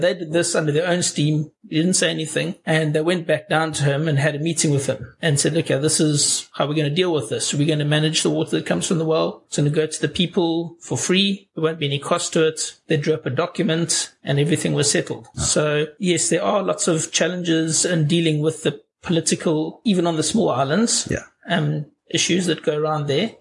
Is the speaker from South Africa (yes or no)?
yes; South Africa; I'm from South Africa.